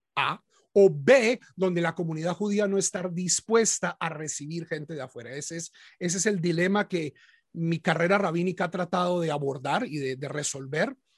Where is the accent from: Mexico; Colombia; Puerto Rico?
Colombia; Bogotá; now in United States; yo, como la mayoría de los colombianos, nací católico en una familia de origen antioqueño, pero en Bogotá